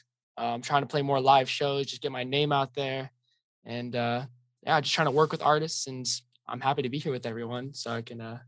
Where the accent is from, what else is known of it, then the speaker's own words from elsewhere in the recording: Bay Area, California, United States; I'm a musician from the Bay Area.